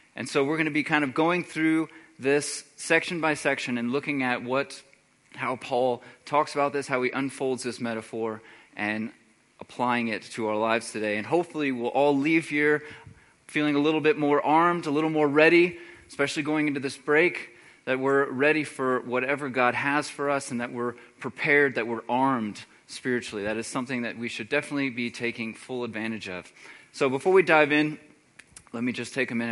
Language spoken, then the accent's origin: English; Texas, United States; moved away; I'm originally from Texas